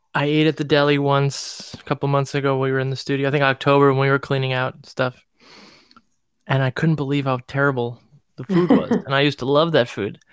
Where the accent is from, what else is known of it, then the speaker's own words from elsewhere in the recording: Cleveland, Ohio, United States; moved away; it was in my hometown